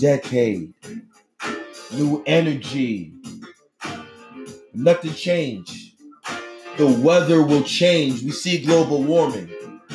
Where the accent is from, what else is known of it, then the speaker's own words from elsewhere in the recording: Boston, Massachusetts, United States; the building, Piano Factory, Tremont Street. November 27th, 1978, I was born